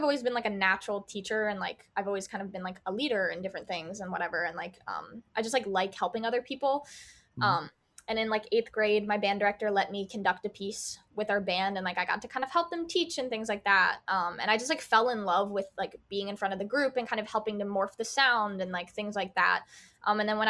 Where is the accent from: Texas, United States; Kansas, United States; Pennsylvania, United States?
Pennsylvania, United States; Pottstown; moved away as an adult; now in Boston, United States; Pottstown, Pennsylvania. It's like 30 minutes like west of Philadelphia